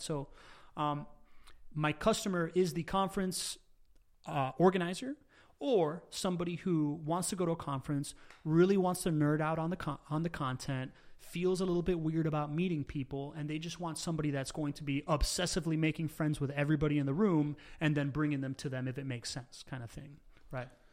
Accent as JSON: {"language": "English", "town": "Miami", "region": "Florida", "country": "United States", "tie": "born or raised there", "also_born_or_lived": "Venezuela / Spain / California", "second_language": "English", "said": "we moved back to Miami, where I grew up"}